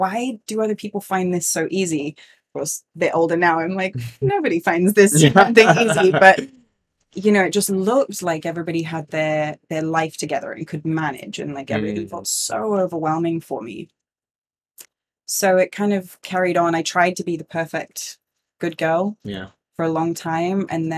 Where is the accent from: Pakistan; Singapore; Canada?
Singapore; I grew up in Singapore. We moved there in 1992 and it was like super expat life, you know, lots of privilege.